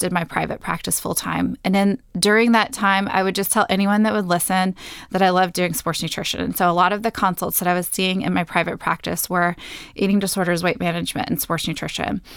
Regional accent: Texas, United States; moved away as an adult; also born or lived in San Diego, California; I'm a Texan

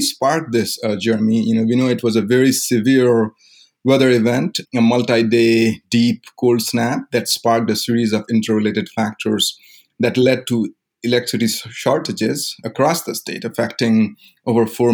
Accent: India; moved away as an adult; I grew up in India. I was there until the age of 22.

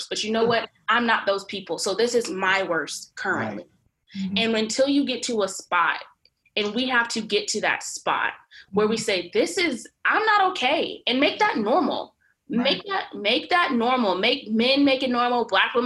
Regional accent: Fort Worth, Texas, United States; I'm from Fort Worth, Texas

